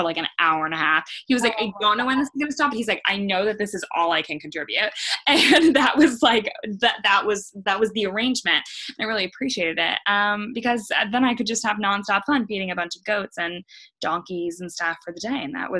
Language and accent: English; California, United States; moved away as an adult; now in New York, United States; I am originally from California, moved to New York for law school.